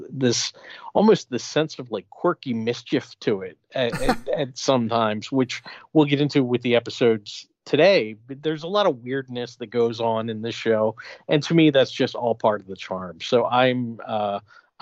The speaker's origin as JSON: {"language": "English", "town": "Philadelphia", "region": "Pennsylvania", "country": "United States", "tie": "born or raised there", "said": "I grew up in Philadelphia"}